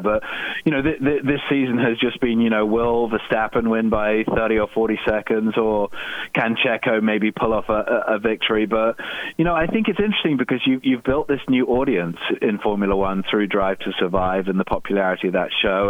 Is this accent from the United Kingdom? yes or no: yes; United Kingdom; I'm British